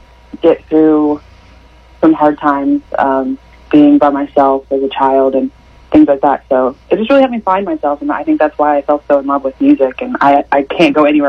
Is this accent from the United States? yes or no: yes; Siloam Springs, Arkansas, United States; also born or lived in Hinesville, Arkansas; So I am from Silent Springs, Arkansas. It's about 2 hours away from here, but I currently live in Hinesville, Arkansas, which is about the same distance.